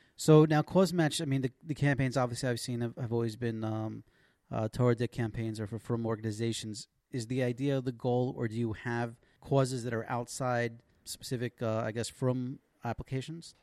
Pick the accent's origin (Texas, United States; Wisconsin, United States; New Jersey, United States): New Jersey, United States; Passaic; now in Israel; I remember growing up. We used to have this uh, Super Sunday at the local Y. I'm from Passaic